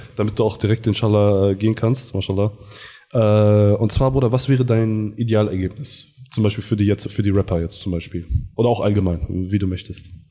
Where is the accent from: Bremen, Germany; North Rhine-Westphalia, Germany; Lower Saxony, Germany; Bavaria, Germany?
Lower Saxony, Germany; Garbsen; bei uns in Hannover, in Garbsen